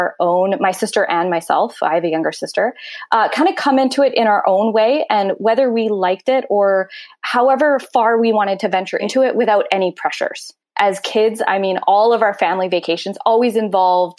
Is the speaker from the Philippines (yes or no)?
no; North Vancouver, British Columbia, Canada; I was born in North Vancouver and raised in North Vancouver and currently still in North Vancouver